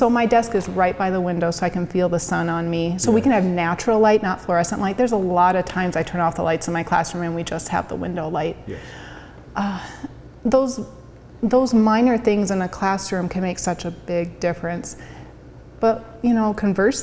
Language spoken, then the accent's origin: English; Lenox, United States; moved away; my hometown of Lenox